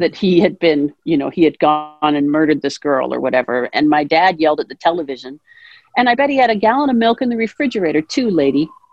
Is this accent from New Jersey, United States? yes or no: no; Seattle, Washington, United States; moved away as an adult; also born or lived in New Hampshire; now in Great Barrington, United States; I grew up out in Seattle, Washington.